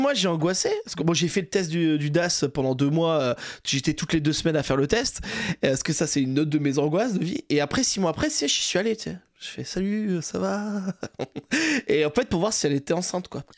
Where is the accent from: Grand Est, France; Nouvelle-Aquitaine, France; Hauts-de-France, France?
Nouvelle-Aquitaine, France; Saint-Jean-de-Luz; also born or lived in Toulouse; je viens du Saint-Jean-de-Luz au Pays Basque